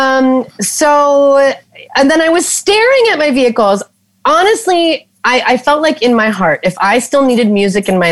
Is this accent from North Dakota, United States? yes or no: yes; North Dakota, United States; moved away as an adult; now in Minnesota, United States; Like a good North Dakota girl where I grew up in North Dakota.